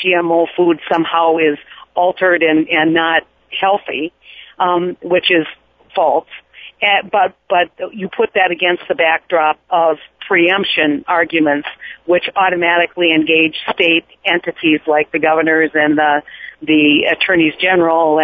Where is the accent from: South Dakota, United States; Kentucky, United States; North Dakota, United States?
North Dakota, United States; I come from North Dakota